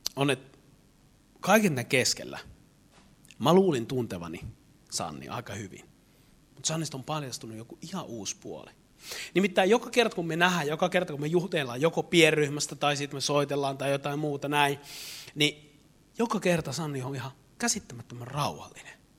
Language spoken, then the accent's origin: Finnish; Eastern Finland, Finland; mä oon Itä-Suomesta